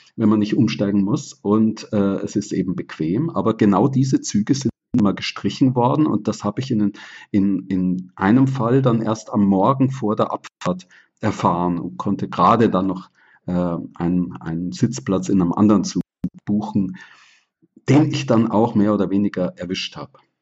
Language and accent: German; Bavaria, Germany; Ich bin ja in Bayern aufgewachsen